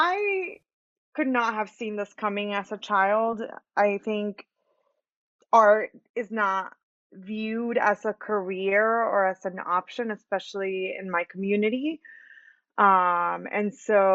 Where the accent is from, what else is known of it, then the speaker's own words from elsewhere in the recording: Atlanta, Georgia, United States; English is a second language; also born or lived in Michoacán, Mexico; Growing up on Buford Highway was an amazing experience